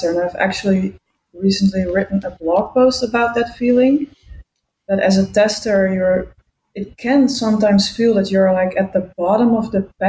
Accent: Utrecht, Netherlands; I'm hailing from the Netherlands, Utrecht to be exact.

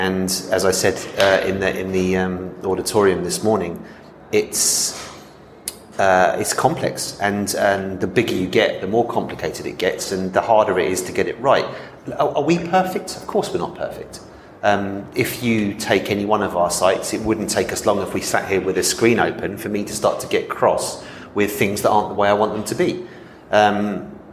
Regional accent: London, United Kingdom; moved away as an adult; I'm from London and I've travelled back to London a couple of times since I arrived here in April 2021

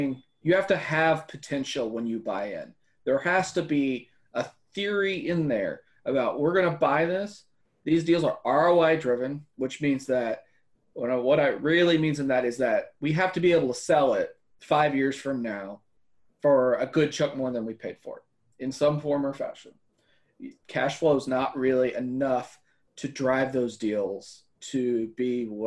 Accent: Central Texas, United States; I grew up in Central Texas. My family's lived in Central Texas for 150 years, pretty much

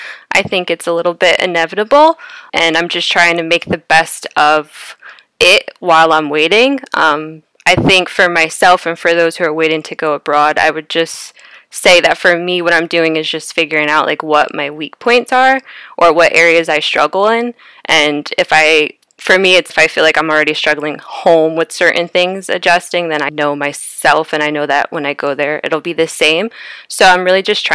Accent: New York, United States; now in Illinois, United States; I'm from New York.

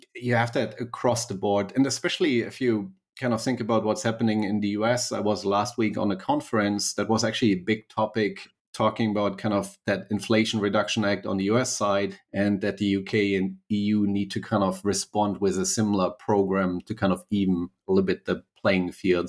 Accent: Berlin, Germany; accent: slight German; English is a second language; moved away as an adult; also born or lived in United States; I was born and raised in Berlin, Germany, so a mighty, uh, slight German accent.

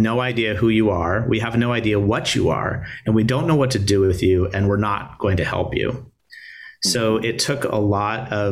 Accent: California, United States; moved away as an adult; I'm from California.

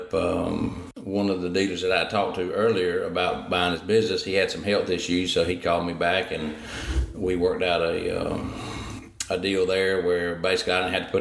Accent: Hillsborough, North Carolina, United States; I'm from Hillsborough, North Carolina, and owned a heating and air conditioning company

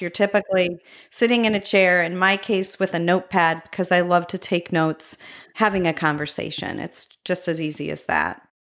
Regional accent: Medina, Ohio, United States; my hometown, Medina, Ohio

